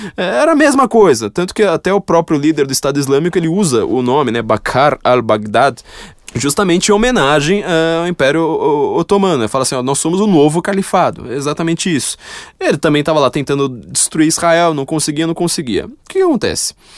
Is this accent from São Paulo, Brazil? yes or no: yes; São Paulo, Brazil; Eu nasci no Itaim tá Paulista, viu? Não tá, nasci lá, mas eu fui para lá com dois meses de idade